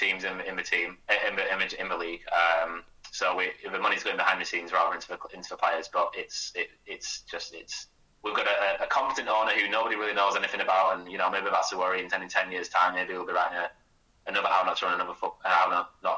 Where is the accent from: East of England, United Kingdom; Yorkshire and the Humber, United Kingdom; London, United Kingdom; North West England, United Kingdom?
North West England, United Kingdom; Burnley; growing up in Burnley